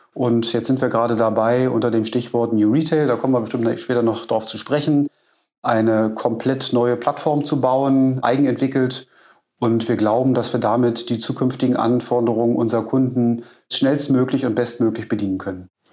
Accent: Berlin, Germany; Ich bin gebürtiger Berliner

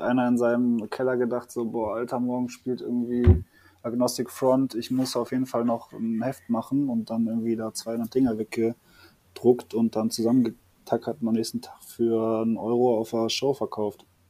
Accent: Düsseldorf, North Rhine-Westphalia, Germany; in Düsseldorf, also ich komme aus Düsseldorf

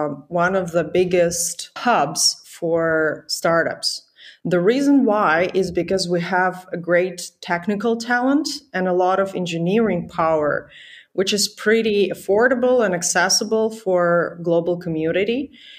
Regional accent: Ukraine; moved away; I'm originally from Ukraine

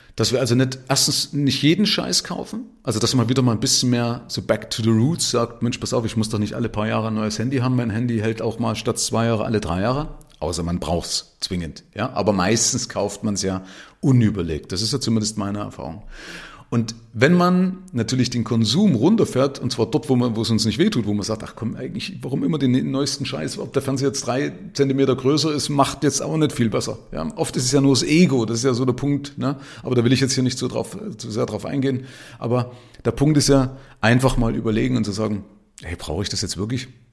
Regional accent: Zwickau, Saxony, Germany; now in Nuremberg, Germany; von meiner Stadt Zwickau, da bin ich aufgewachsen

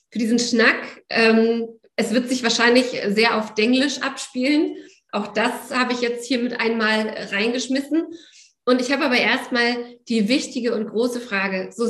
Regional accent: East Germany, Germany; Wir sind beides Morgenmenschen, wir sind beide in der DDR aufgewachsen und geboren.

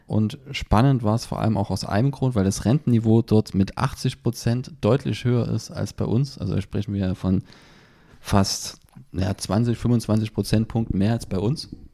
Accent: Germany; bei uns in Deutschland

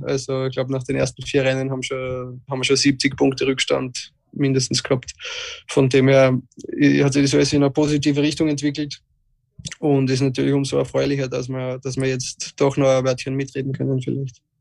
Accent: Austria; als Österreicher

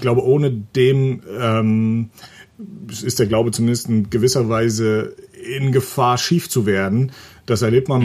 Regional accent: Mecklenburg-Vorpommern, Germany; moved away; ich komme äh, von einem kleinen Dorf in Mecklenburg. 200 ähm, mhm. Menschen haben da gelebt

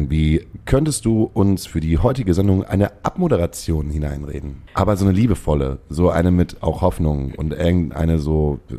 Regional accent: Baden-Württemberg, Germany; so als, als, als Schwäbin äh, traurig.

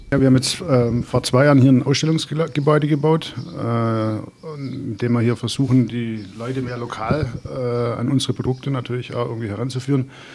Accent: Black Forest, Baden-Württemberg, Germany; familiär seit, war das erste Mal, glaube ich, beurkundet seit 1716 hier im Schwarzwald, einen land- und forstwirtschaftlichen Betrieb besessen

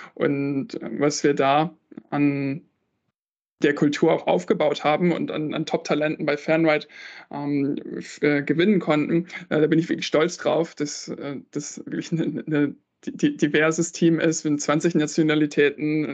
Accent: Northern Germany, Germany; ich bin in Norddeutschland aufgewachsen

